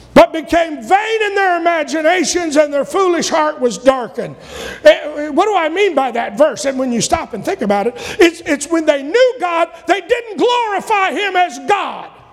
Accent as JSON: {"language": "English", "country": "United States", "said": "I'm not going to stop being an American"}